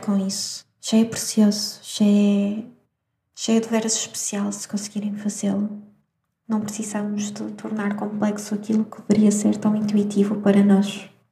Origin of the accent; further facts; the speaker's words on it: Madeira, Portugal; moved away as an adult; also born or lived in Venezuela; now in Porto, Portugal; eu nasci na Venezuela, mas morei ah, na Madeira durante muitos anos. Vim estudar para o Porto e fiquei cá no Porto, mas eu sou madeirense